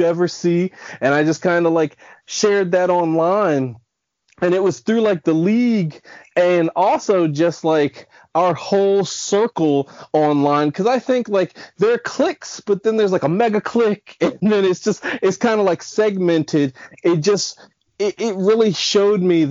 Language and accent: English; Silver Spring, Maryland, United States; I'm from Silver Spring, Maryland, right outside of DC